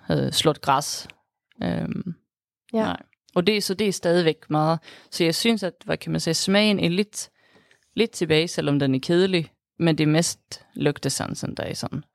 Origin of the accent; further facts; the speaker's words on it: Sweden; Danish is a second language; moved away as an adult; also born or lived in Denmark; now in Aarhus, Denmark; jeg er fra Sverige. Men jeg har så boet her i Danmark i snart syv år